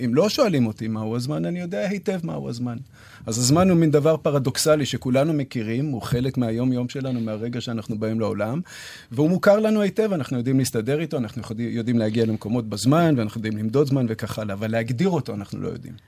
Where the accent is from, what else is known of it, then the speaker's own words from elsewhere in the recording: Jerusalem, Jerusalem District, Israel; אני מירושלים